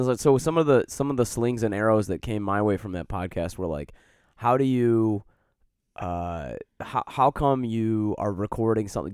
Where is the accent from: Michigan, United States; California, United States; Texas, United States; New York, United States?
Michigan, United States; Detroit; now in Chicago, United States; I grew up in Detroit